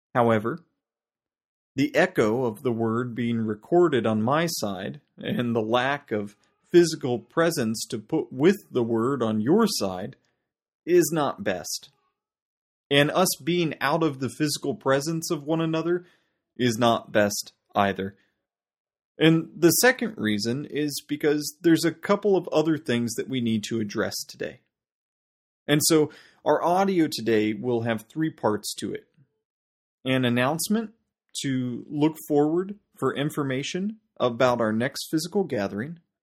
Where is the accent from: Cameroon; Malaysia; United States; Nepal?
United States; now in South Africa; my home country, uh, the United States